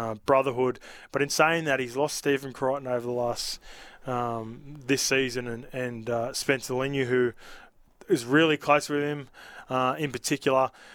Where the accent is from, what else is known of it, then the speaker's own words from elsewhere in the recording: Australia; also born or lived in New Zealand; I grew up here from three years old all the way